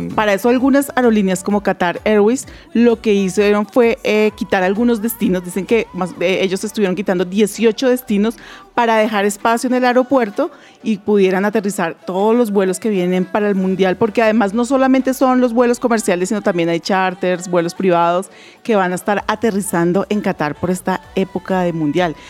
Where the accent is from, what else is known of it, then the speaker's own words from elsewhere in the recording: Colombia; como colombianos